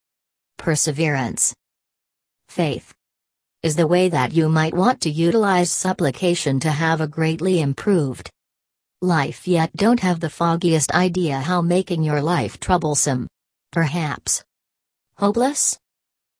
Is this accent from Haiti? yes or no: yes; Haiti; now in United States; I am originally from Haiti. I am a U.S. veteran